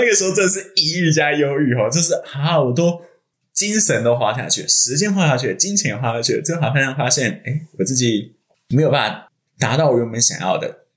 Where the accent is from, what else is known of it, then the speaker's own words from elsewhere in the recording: Hsinchu, Taiwan; 我是新竹人